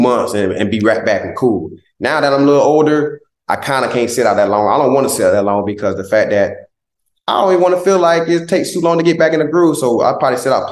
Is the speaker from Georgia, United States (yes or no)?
yes; Southeast Georgia, United States; moved away; He's one of our biggest role models in Southeast Georgia.